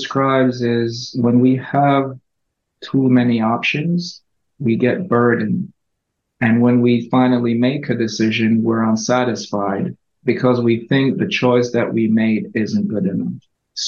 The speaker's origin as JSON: {"language": "English", "country": "Jamaica", "tie": "born or raised there", "said": "I grew up in Jamaica."}